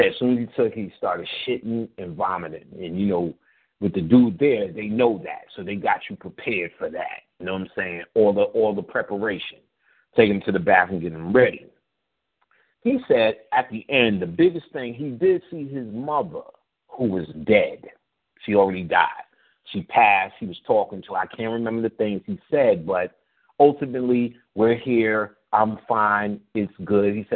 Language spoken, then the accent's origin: English; New York City, New York, United States; I was from Queensbridge